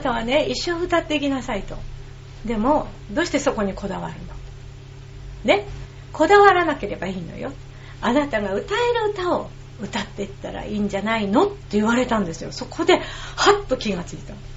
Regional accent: Nihonbashi, Tokyo, Japan; うちの実家がね薬屋でそのもう零細企業で皮膚病の薬を作ってたんですよ日本橋でね

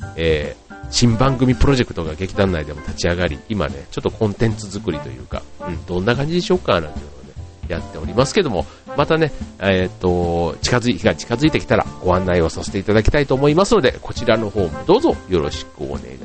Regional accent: Funabashi, Chiba, Japan; 地元船橋市でやっているイベント

